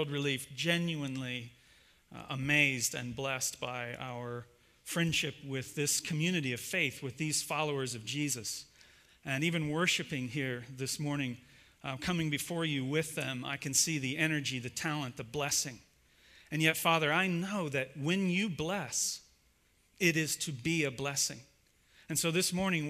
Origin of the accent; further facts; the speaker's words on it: Ohio, United States; I'm actually from Ohio